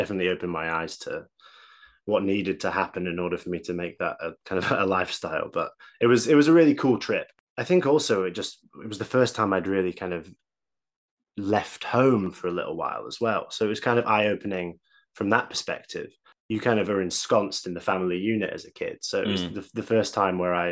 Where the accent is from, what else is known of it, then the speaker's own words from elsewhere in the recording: Manchester, North West England, United Kingdom; also born or lived in Leeds; I grew up in Manchester